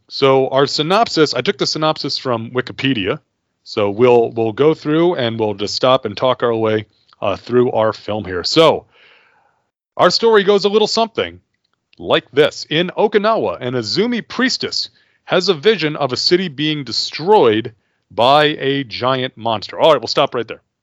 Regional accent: United States; I am an American

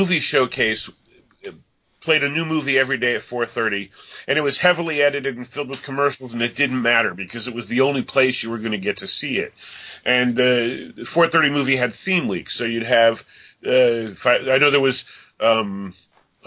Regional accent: upstate New York, United States; I grew up in New York, and in upstate New York

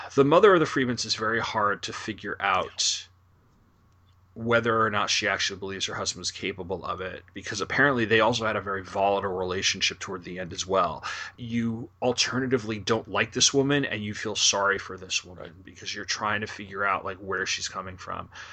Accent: New York area, United States; I'm from the New York area

